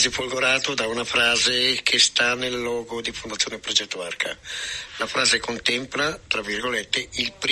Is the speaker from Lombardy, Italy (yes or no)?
yes; Milan, Lombardy, Italy